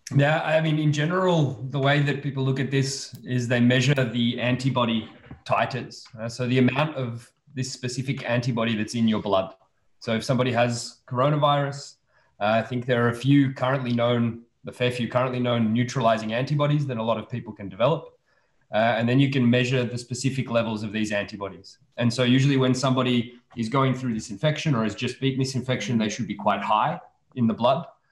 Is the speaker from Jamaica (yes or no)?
no; Australia; moved away as an adult; also born or lived in Serbia; now in Belgium; I was born in Serbia, and then um, when I was five years old, my family moved to Australia, and I was raised in Australia